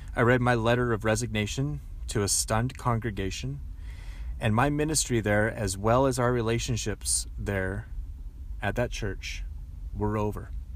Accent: Langley, British Columbia, Canada; also born or lived in Aldergrove; I went back to Langley, went back to my hometown

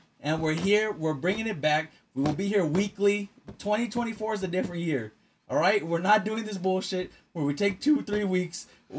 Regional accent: Texas, United States; I'm from Texas.

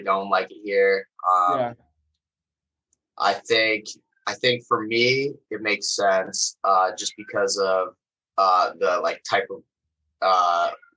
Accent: Phoenix, Arizona, United States; moved away as an adult; also born or lived in Bay Area, California; now in Los Angeles, United States; I'm originally from Phoenix, Arizona

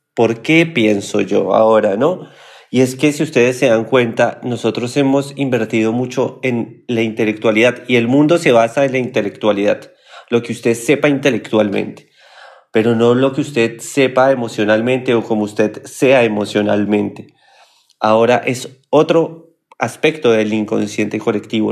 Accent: Colombia; moved away as an adult; now in Argentina; cuando yo vivía en mi país Colombia

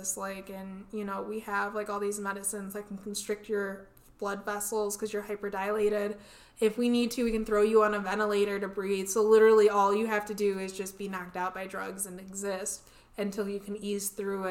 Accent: United States; we're American

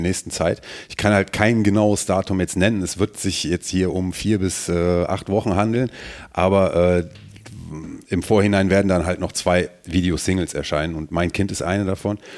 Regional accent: Mönchengladbach, North Rhine-Westphalia, Germany; Ich identifiziere mich schon ähm, damit, wo ich herkomme. Und deswegen, ähm, ja, sage ich das auch, betone ich das auch, dass ich aus Mönchengladbach bin

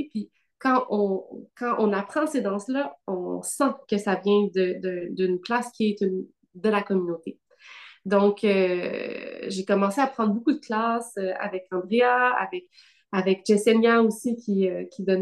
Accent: Gatineau, Quebec, Canada; also born or lived in Ottawa; moi, je suis née euh, au Québec, à Ottawa, mais bon, j'ai grandi, euh, j'ai grandi à Gatineau.

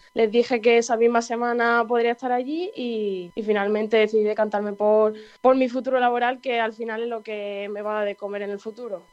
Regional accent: Andalusia, Spain; moved away as an adult; now in Basque Country, Spain; como los andaluces que somos

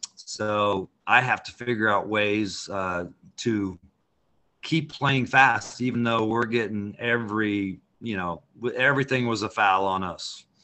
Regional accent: Caldwell, Idaho, United States; moved away as an adult; also born or lived in Santa Barbara, California; I was born in Caldwell. My dad played football at College of Idaho. I grew up up here

